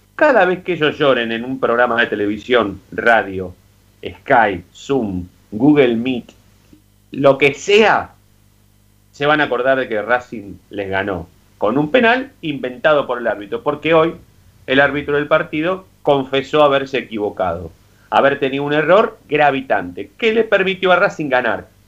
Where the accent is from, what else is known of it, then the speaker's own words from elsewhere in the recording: Avellaneda, Buenos Aires Province, Argentina; yo soy de Avellaneda